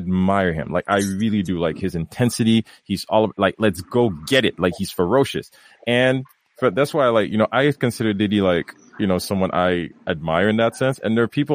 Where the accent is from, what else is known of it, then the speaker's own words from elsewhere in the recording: Haiti; moved away as an adult; now in Canada; I grew up in Haiti, you know, being nice little boy, do exactly what mom wants, do exactly what dad wants, until one day, you know, even into my adulthood, coming in here, you know, coming to Canada